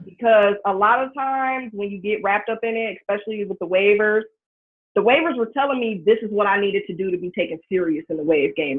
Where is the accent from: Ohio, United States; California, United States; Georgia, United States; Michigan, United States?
Ohio, United States; Cincinnati; I'm originally from Ohio